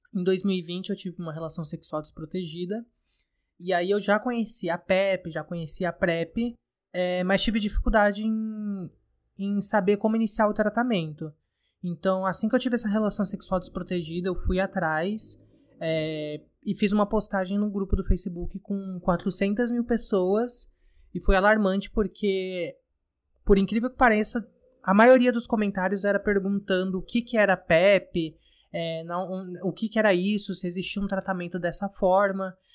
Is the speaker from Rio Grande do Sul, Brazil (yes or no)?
no; São Paulo, Brazil; sou aqui da Zona Norte de São Paulo, mais precisamente da região da Brasilândia